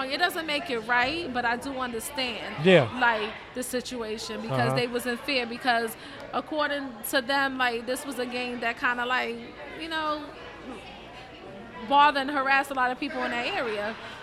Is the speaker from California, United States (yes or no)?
no; New York City, New York, United States; I'm from the Bronx